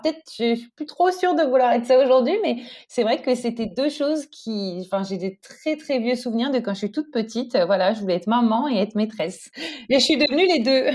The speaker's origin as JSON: {"language": "French", "town": "Paris", "region": "Île-de-France", "country": "France", "tie": "born or raised there", "moved": "as an adult", "lives_now": "Stockholm, Sweden", "said": "j'ai pas grandi en Suède. J'ai grandi euh, à Paris"}